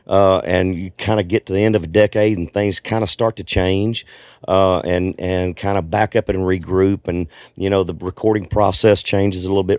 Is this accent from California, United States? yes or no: no; Arkansas, United States; I grew up in Arkansas, so I'm a Razorback fan